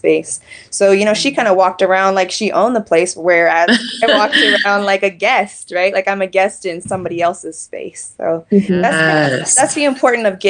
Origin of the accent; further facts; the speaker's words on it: Kansas City, Missouri, United States; I was born and raised in the Show Me State, Kansas City, so Casey Moe in the house.